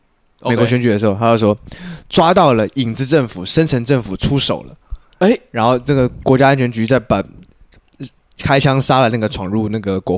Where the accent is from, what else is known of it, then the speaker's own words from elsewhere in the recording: Taiwan; 但是身为一个台湾人，身体里面一定要亚硝酸盐哦。